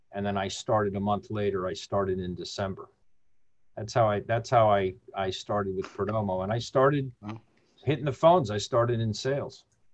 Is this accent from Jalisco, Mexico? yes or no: no; Mexico City, Mexico; born there; So I was born in Mexico City. And, even though my folks are from Chicago, but when we lived in Mexico, they made sure we all learned the language.